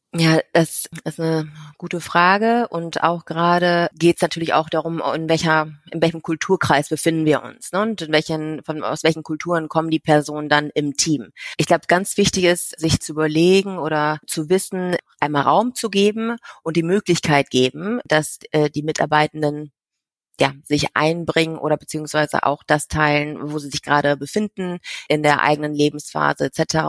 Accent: Germany; moved away; ich komme aus Deutschland, bin halb Asiatin und habe ja in ein paar verschiedenen Ländern schon selber gelebt

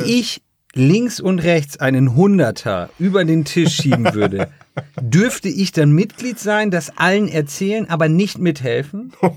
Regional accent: Jever, Lower Saxony, Germany; moved away as an adult; now in Ravensburg, Germany; ich komme ja aus Jever oder Jever

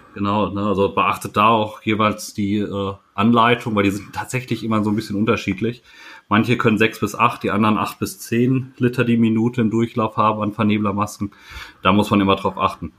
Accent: Sauerland, North Rhine-Westphalia, Germany; als äh, Sauerländer

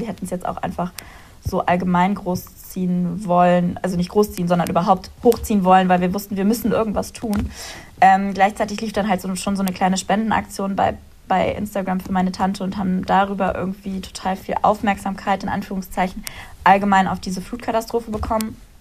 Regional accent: Ahr valley, Rhineland-Palatinate, Germany; moved away as an adult; also born or lived in Munich; now in Cologne, Germany; ich ziehe zurück in meine Heimat und die wurde zerstört

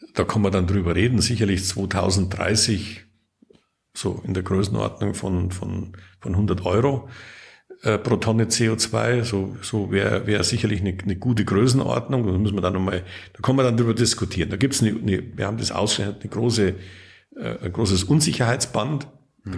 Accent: Lower Bavaria, Germany; born or raised there

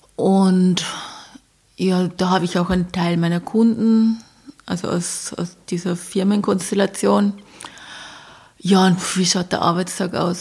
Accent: Bavaria, Germany; ich komme aus Bayern

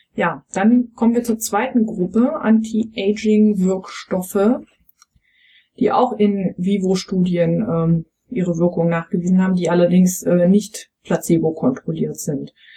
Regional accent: East Germany, Germany; ich bin ja ähm, im, im Osten aufgewachsen

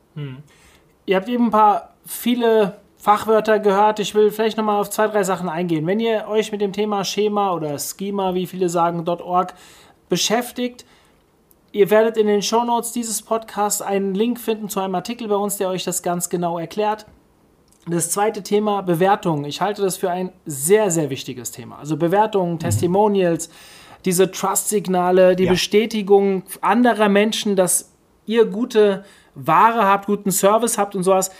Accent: Hofheim am Taunus, Hesse, Germany; Friseur Hofheim, meine Heimatstadt

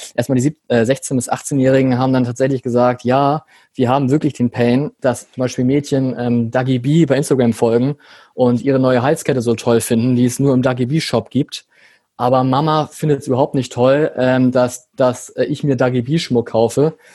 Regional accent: Hamburg, Germany; lebe in Hamburg, bin auch Hamburger

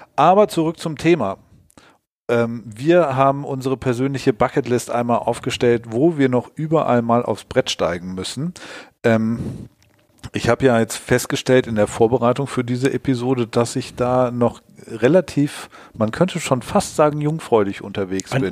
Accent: Allgäu, Bavaria, Germany; moved away; ins Allgäu gefallen, meine Heimat

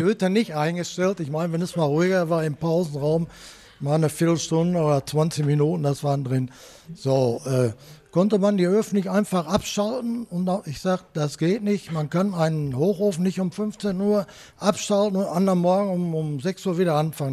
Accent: Dortmund, North Rhine-Westphalia, Germany; ich bin in Kirchderne zur Volksschule gegangen

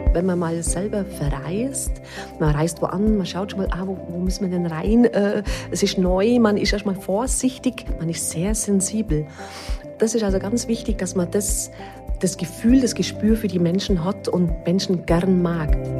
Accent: Allgäu, Germany; bei uns im Allgäu

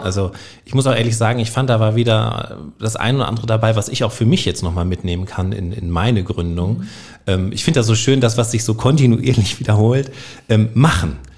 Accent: Northern Germany, Germany; moved away as an adult; now in Trier, Germany; als äh, gebürtiger Norddeutscher, der Hochdeutsch spricht

